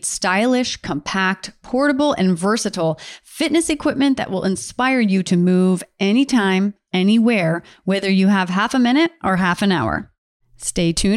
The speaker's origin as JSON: {"language": "English", "region": "Delaware", "country": "United States", "said": "I'm from Delaware, so East Coast"}